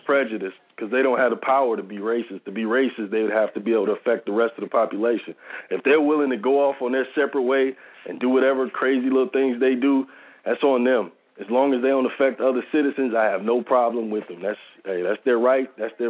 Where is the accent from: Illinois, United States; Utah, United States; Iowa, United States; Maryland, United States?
Illinois, United States; I'm from Illinois.